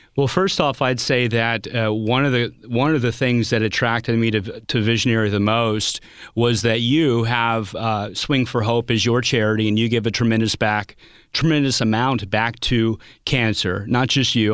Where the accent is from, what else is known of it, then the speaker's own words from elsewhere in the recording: Pacific, Missouri, United States; I grew up in Little Pacific, Missouri, not with a, a ton of money